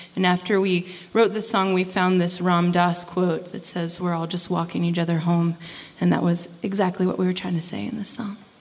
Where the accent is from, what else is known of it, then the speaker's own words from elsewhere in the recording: West Virginia, United States; I grew up here in West Virginia